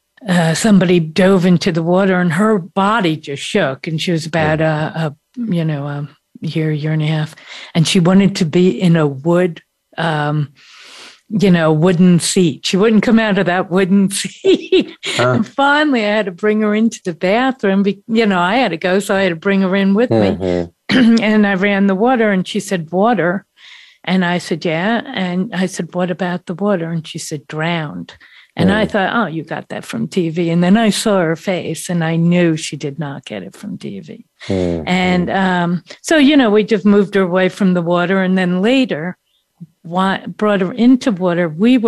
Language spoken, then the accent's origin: English; United States; being American